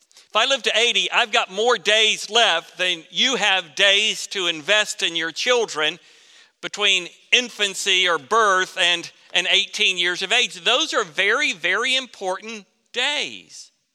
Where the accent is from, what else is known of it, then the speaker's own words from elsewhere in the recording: Florida, United States; Growing up in Florida